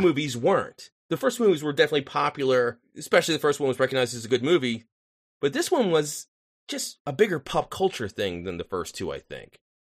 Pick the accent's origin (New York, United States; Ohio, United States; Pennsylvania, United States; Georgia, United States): Pennsylvania, United States; Philadelphia; I grew up on the suburbs of Philly.